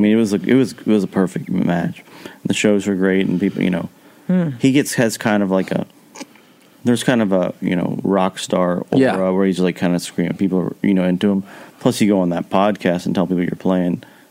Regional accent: central Kentucky, United States; I'm from central Kentucky

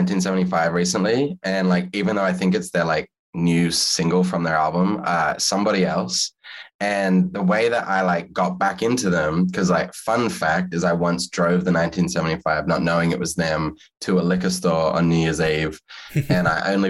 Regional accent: Australia; moved away as an adult; also born or lived in Los Angeles, United States; now in United States; I'm Australian living in America

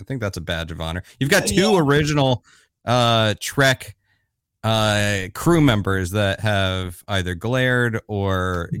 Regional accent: Florida, United States; So I grew up in Florida

